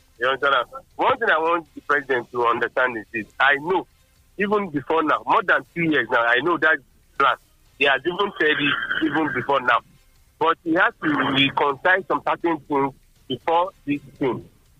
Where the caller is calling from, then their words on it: Abeokuta, Ogun State, Nigeria; I'm calling from Abeokuta. I think that at this point of our lives in Nigeria, we cannot improve our electoral system.